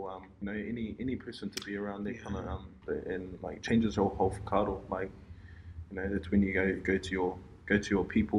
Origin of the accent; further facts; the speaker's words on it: Hawke's Bay, New Zealand; moved away; I'm from Hawke's Bay, I'll go there regularly.